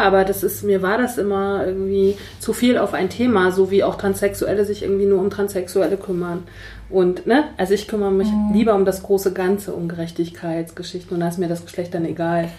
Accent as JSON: {"language": "German", "region": "Mecklenburg-Vorpommern", "country": "Germany", "said": "ich komme aus Mecklenburg-Vorpommern"}